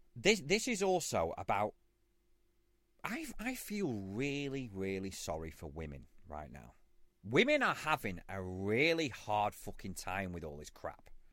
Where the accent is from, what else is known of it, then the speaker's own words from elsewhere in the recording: United Kingdom; I'm a Brit